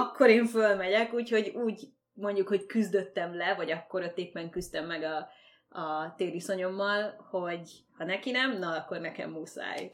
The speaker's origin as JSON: {"language": "Hungarian", "town": "Székesfehérvár", "region": "Fejér", "country": "Hungary", "moved": "as an adult", "lives_now": "Canada", "said": "Székesfehérvári vagyok"}